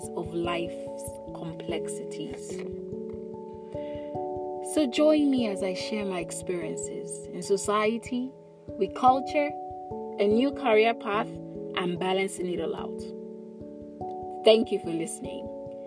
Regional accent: Lagos, Nigeria; I'm Igbo by origin and have lived in Lagos all my life

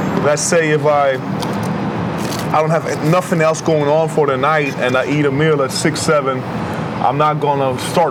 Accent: Vienna, Austria; I'm from Vienna. My mom's Austrian

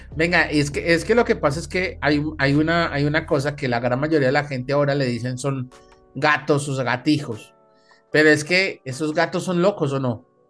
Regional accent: Colombia; aquí en Colombia

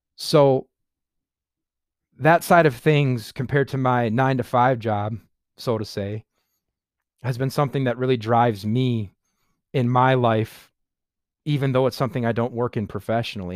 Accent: Sheboygan Falls, Wisconsin, United States; I live in Sheboygan Falls, Wisconsin. I was born and raised in Wisconsin. I've lived in Sheboygan Falls almost my entire life

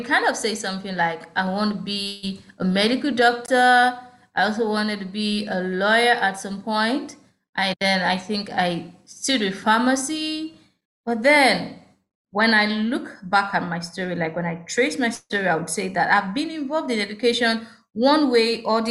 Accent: Ogun State, Nigeria; I was born in Ogun State

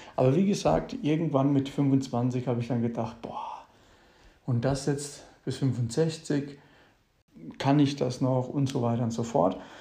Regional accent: Mannheim, Baden-Württemberg, Germany; also born or lived in Ilvesheim; Ich komme aus meiner Heimatstadt Mannheim. Hier bin ich geboren, bin in Ilvesheim. Das ist eine Nachbargemeinde aus dem Rhein-Neckar-Kreis bin ich aufgewachsen.

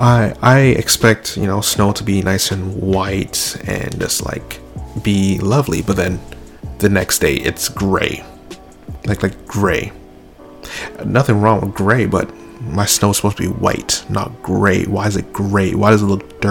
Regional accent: Toronto, Ontario, Canada; growing up in Toronto

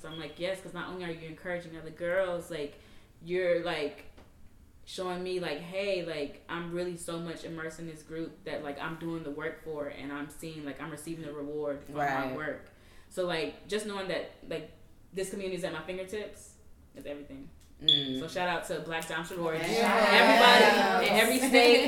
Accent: the South, United States; I'm from the South. So, like, in the South, you had to be a certain way

